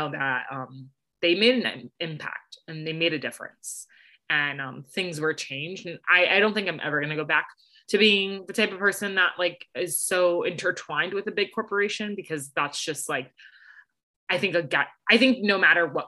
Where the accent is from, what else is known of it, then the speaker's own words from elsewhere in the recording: New York City, New York, United States; moved away; I'm originally from New York City. So I rep New York hard.